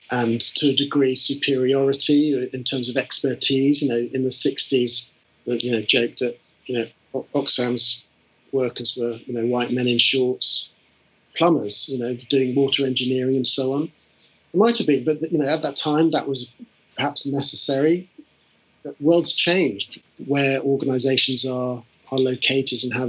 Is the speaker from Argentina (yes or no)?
no; United Kingdom; moved away as an adult; also born or lived in United States; having been a Brit in America